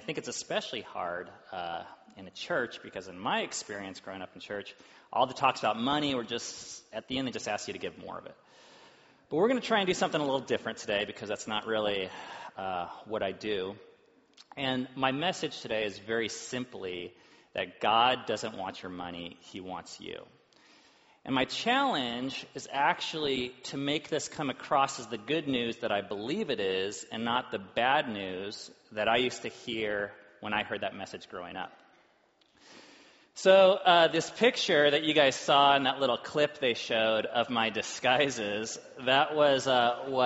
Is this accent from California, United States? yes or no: yes; Orange County, Southern California, United States; I grew up in Southern California, and it wasn't uncommon to pull up to an intersection where you're surrounded by BMWs and Mercedes. And it was in Orange County